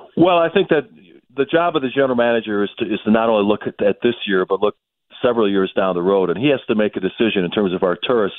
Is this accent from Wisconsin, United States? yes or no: yes; Milwaukee, Wisconsin, United States; growing up in Milwaukee uh, uh in the '80s